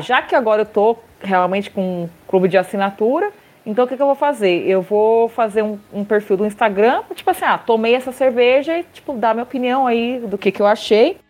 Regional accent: Brazil; Eu saí, do Brasil para passar calor na Bélgica

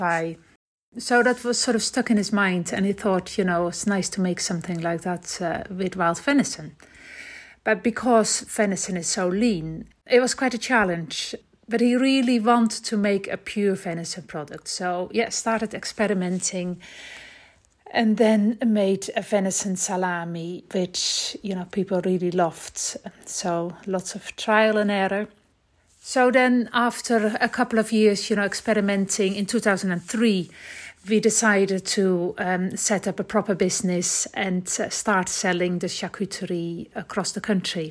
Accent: Netherlands; moved away as an adult; now in Scotland, United Kingdom; We moved from the Netherlands in 2000 when we came to Scotland.

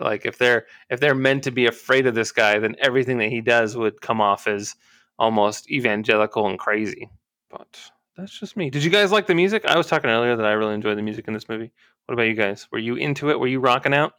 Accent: Twentynine Palms, California, United States; my hometown, Twenty Nine Palms

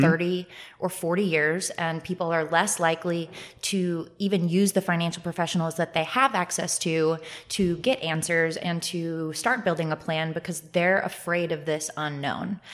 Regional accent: Northern Virginia, United States; I'm from the Northern Virginia area

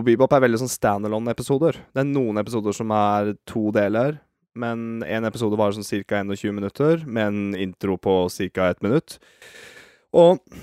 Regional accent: Norway; vi er nordmenn

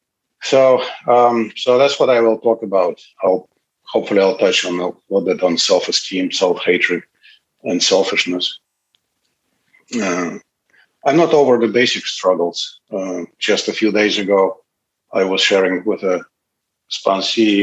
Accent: Moscow, Russia; English is a second language; moved away as an adult; now in United States; I was born and grew up in Moscow, Russia

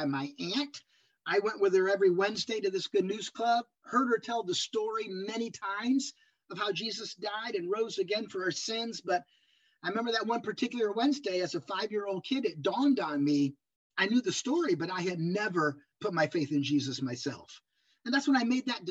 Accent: Akron, Ohio, United States; moved away as an adult; also born or lived in Virginia / Dayton, Ohio / Elkhart, Indiana / South Central Pennsylvania; now in Michigan, United States; I grew up in Akron, Ohio.

